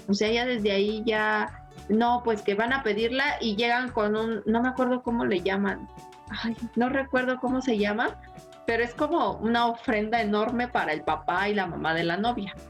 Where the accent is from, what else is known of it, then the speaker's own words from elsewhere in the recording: Mexico; otra cosa que tenemos los mexicanos, que a todo le encontramos gracia